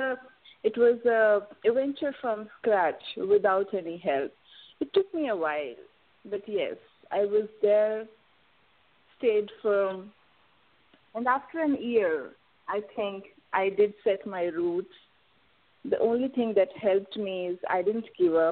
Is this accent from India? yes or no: yes; India; I am from India